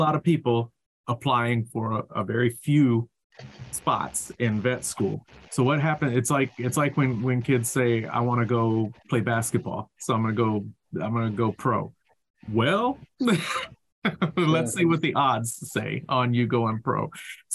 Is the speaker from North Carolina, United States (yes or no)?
yes; North Carolina, United States; I grew up in North Carolina